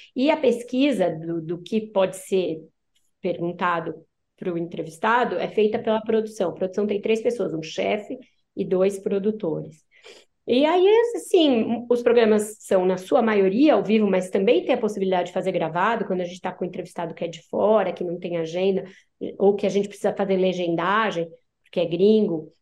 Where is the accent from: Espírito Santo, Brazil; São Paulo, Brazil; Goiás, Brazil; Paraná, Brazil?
São Paulo, Brazil; ABC Paulista; Aí eu cresci no ABC, eu sou paulistana, mas cresci no ABC